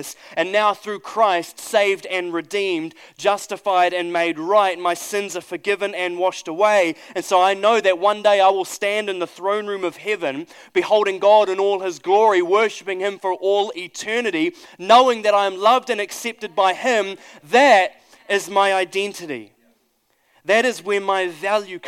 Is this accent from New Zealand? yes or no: yes; New Zealand; I'm a Kiwi